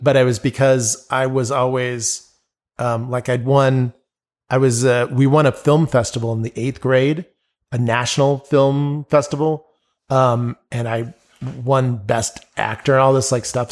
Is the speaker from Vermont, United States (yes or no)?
no; Albuquerque, New Mexico, United States; "Oh, so where you from?" I'm like, "Albuquerque."